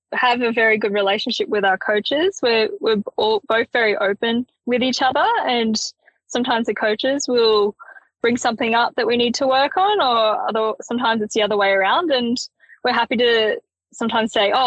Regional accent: Perisher, New South Wales, Australia; I grew up skiing in Perisher. So both my parents worked for the ski resort. That allowed me and my siblings to grow up skiing

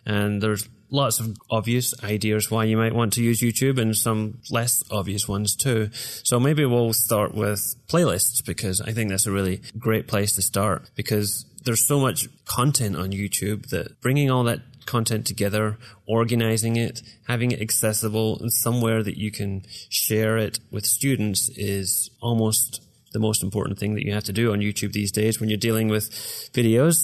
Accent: Glasgow, Scotland, United Kingdom; moved away as an adult; now in Iowa, United States; I am originally from Glasgow, Scotland

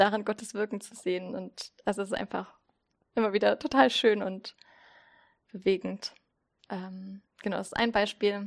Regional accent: Zittau, Saxony, Germany; moved away as an adult; also born or lived in Berlin; now in Greifswald, Germany; ich komme ursprünglich aus Zittau und Sachsen

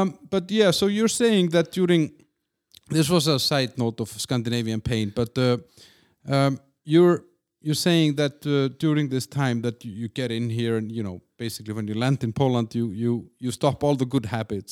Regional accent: Iceland; also born or lived in Denmark; now in Czech Republic; I'm from Iceland and I lived in Denmark for, you know, four, four years or four and a half

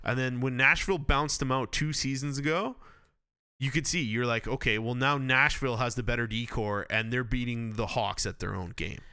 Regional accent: Campbell River, British Columbia, Canada; I'm from Campbell River and that's home of Rod Brendamore

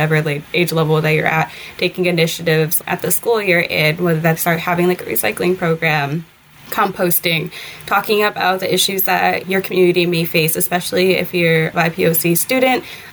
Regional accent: Detroit, Michigan, United States; I grew up born and raised in Detroit, the southwest side of the city

